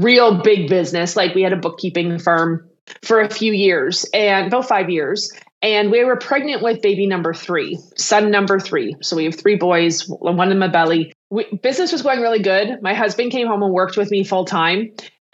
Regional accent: Canada; I'm Canadian, though I have a lot of clients in the States and around the world. I am Canadian

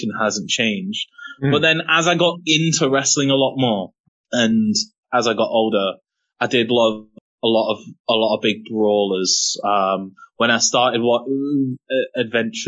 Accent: England, United Kingdom; I'm black English

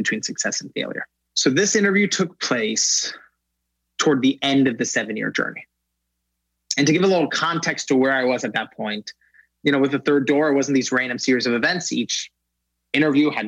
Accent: Los Angeles, California, United States; also born or lived in Iran (family); I'm from Los Angeles

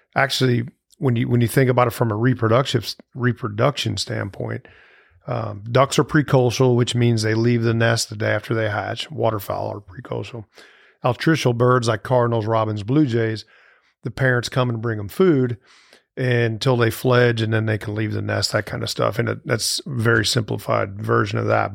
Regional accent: St. Louis, Missouri, United States; moved away as an adult; now in Starkville, United States; I grew up in Saint Louis, Missouri

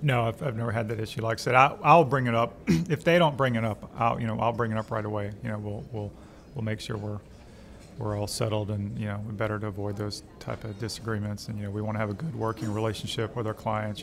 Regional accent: Alexandria, Louisiana, United States; also born or lived in Arkansas / Indiana; now in Baton Rouge, United States; I'm from Louisiana, uh, Alexandria originally

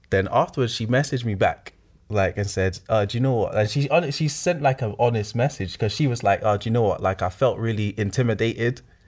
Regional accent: Nigeria; I'm Nigerian

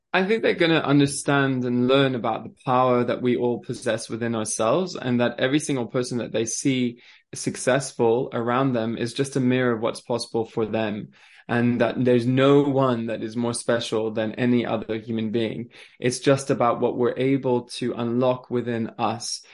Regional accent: France; also born or lived in Switzerland; now in England, United Kingdom; I grew up in France

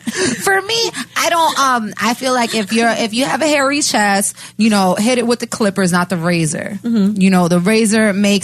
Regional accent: Chelsea, Massachusetts, United States; one of my best friends from where I grew up in Chelsea

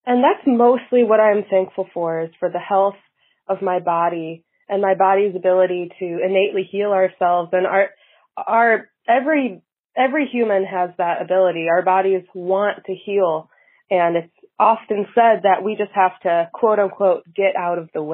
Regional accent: Grosse Ile, Michigan, United States; I'm from Grocille. I grew up on Grocille

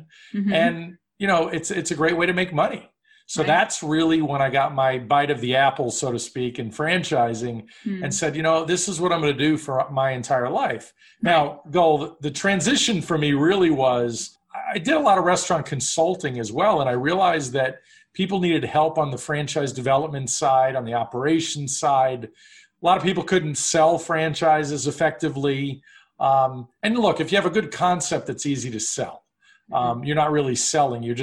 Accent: New York City, New York, United States; I grew up in New York City

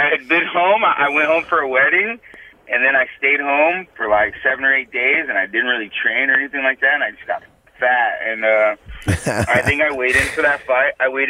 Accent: Liberty, Missouri, United States; moved away as an adult; also born or lived in St. Louis, Missouri / Colorado / Iowa; now in California, United States; No, I'm from Missouri, actually. I'm a Midwest boy. From a little suburb town out of Kansas City, Missouri, called Liberty.

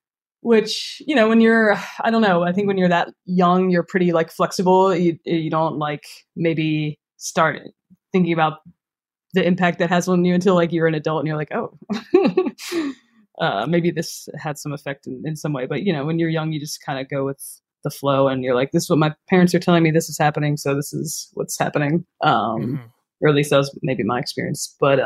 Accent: Philadelphia, Pennsylvania, United States; I was born and raised in Philadelphia in a neighborhood called Roxborough. Roxborough Manayunk is the neighborhood, and that is where I currently live still.

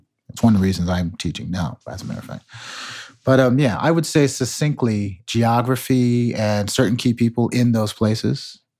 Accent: Chicago, Illinois, United States; born there; Well, I was born in Chicago in 1970.

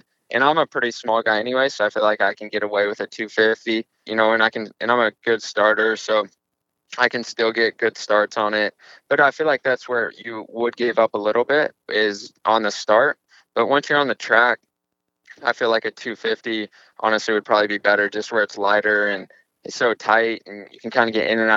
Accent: Illinois, United States; now in Charlotte, United States; I'm from Illinois

